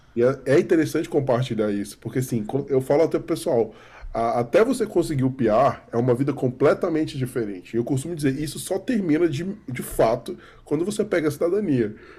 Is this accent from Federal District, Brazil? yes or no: yes; Brasília, Federal District, Brazil; eu sou de Brasília